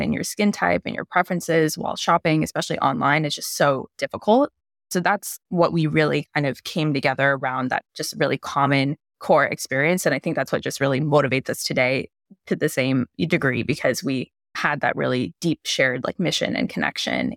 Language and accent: English; United States; I'm Indian American